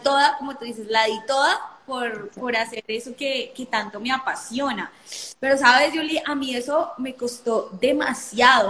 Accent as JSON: {"language": "Spanish", "country": "Colombia", "said": "soy de Colombia, los saludos de Colombia"}